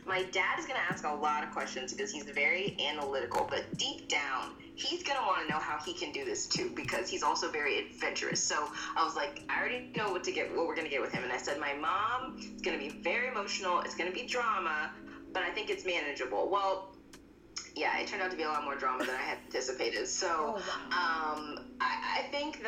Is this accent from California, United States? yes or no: no; Texas, United States; I'm from Texas